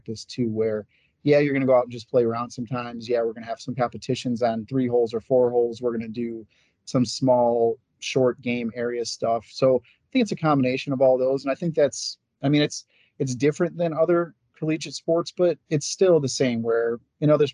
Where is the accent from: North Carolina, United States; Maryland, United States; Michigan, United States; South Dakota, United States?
Michigan, United States; Lansing; moved away as an adult; also born or lived in Norwich, Vermont; now in Northfield, United States; I'm from Lansing